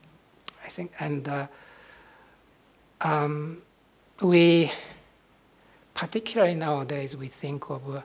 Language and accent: English; Nara, Japan; moved away; Nara, Japan, my hometown